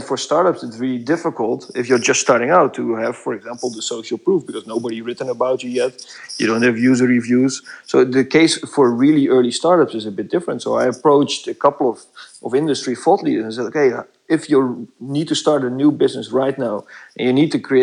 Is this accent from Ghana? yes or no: no; Netherlands; English is a second language; moved away as an adult; now in Belgium; I'm from the Netherlands, but I'm working in Belgium right now